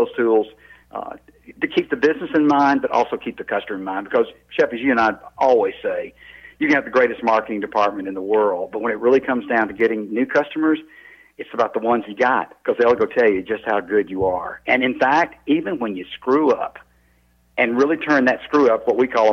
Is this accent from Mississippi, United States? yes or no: yes; North Mississippi, United States; I grew up in North Mississippi, just south of Memphis